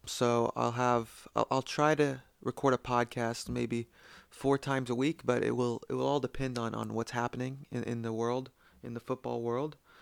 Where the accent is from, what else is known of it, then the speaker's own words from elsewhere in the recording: United States; I'm from the United States